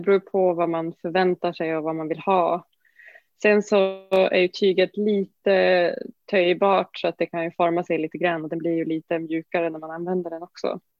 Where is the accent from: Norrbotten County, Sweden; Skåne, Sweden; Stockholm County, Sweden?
Norrbotten County, Sweden; Norrbotten där jag kommer ifrån.